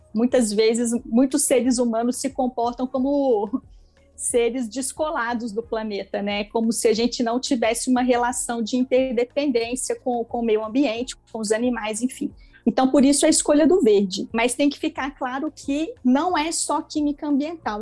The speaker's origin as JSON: {"language": "Portuguese", "town": "Itaúna", "region": "Minas Gerais", "country": "Brazil", "said": "Eu sou mineira de Itaúna, que é uma cidadezinha de 80 mil habitantes, fica próximo a Belo Horizonte"}